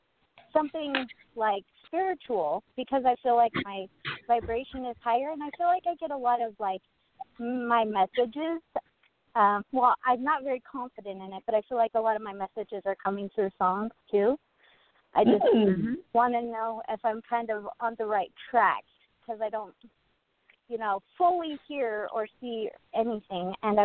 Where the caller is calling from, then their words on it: Boise, Idaho, United States; I'm calling from Boise, Idaho.